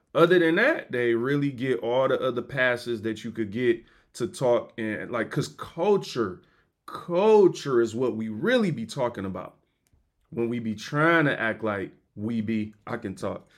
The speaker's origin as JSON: {"language": "English", "country": "United States", "said": "I'm American."}